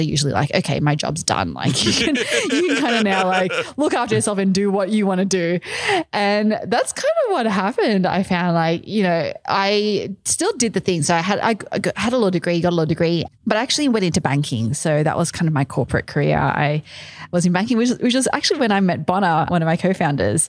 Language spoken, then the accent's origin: English; Australia; accent: Australian; moved away as an adult; also born or lived in Malaysia; now in New York City, United States; when I was a baby, my parents moved to Australia. So I grew up, I have a very strong Australian accent, I'm told.